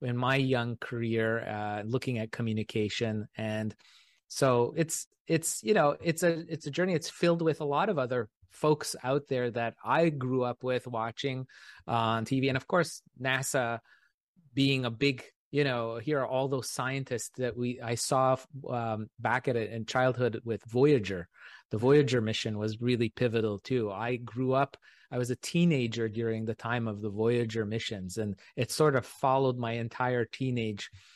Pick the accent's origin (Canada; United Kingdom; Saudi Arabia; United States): Canada; in Canada, growing up in Canada, some of my mentors were real local amateur astronomers here